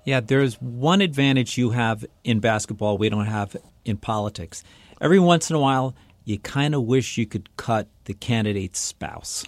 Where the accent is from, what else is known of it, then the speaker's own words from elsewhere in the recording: New York City, New York, United States; I grew up in New York City